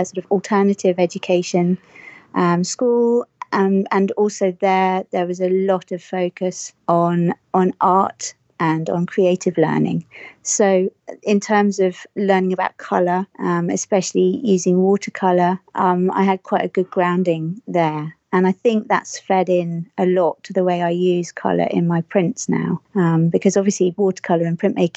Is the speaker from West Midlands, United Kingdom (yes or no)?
yes; Herefordshire, West Midlands, United Kingdom; moved away; I grew up in Herefordshire, which is on the border of Wales, for those of you who know Great Britain.